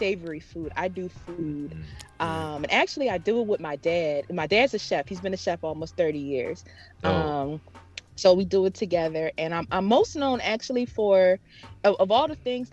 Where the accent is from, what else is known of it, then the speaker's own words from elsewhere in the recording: Philadelphia, Pennsylvania, United States; I am from Philly